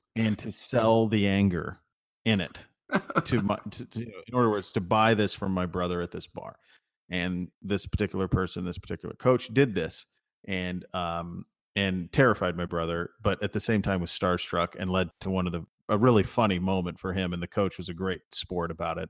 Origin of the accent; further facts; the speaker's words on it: Montana, United States; I grew up in Montana